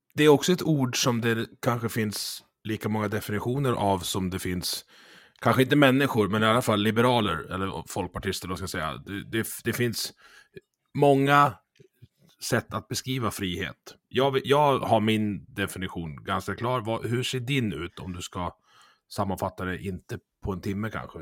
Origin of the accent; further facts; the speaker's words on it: Dalarna County, Sweden; jag är ju från Dalarna